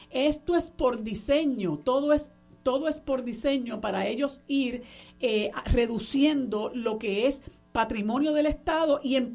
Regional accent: Puerto Rico; la obsesión que él tiene con que nosotros no somos puertorriqueños, sino que somos ciudadanos eh, estadounidenses residentes en un territorio

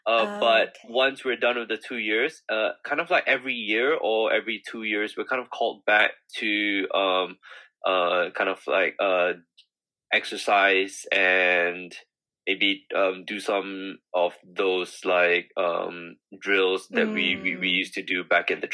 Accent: Singapore; moved away as an adult; now in London, United Kingdom; I'm from Singapore originally, so I grew up there

